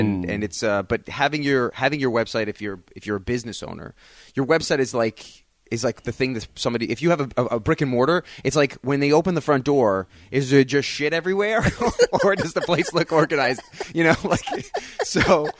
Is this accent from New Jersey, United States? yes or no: no; Long Island, New York, United States; accent: Long Island; I'm Long Island, yeah. Yeah